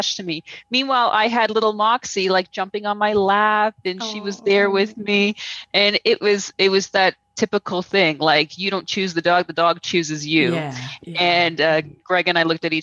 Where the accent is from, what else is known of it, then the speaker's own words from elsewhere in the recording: Toronto, Ontario, Canada; moved away as an adult; now in Guatemala; I'm from Toronto. I grew up in Toronto.